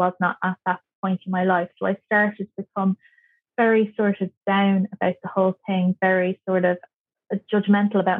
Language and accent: English; Kerry, Munster, Ireland; moved away as an adult; also born or lived in Dublin; I'm from Kerry, so I needed to get myself some work